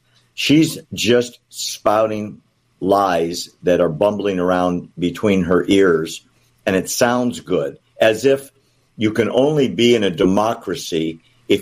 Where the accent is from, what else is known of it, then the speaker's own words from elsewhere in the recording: Indiana, United States; when I was a little boy, we were growing up in Indiana